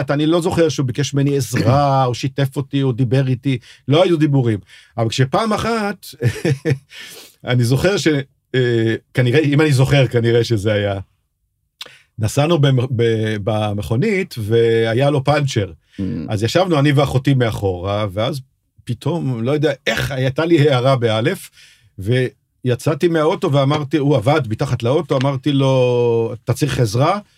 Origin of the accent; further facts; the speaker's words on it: Kiryat Tivon, Northern District, Israel; גם אני לא גדלתי בתל אביב, גדלתי, מה שחברים שלי קראו יהודי הררי. אני גדלתי בקריית טבעון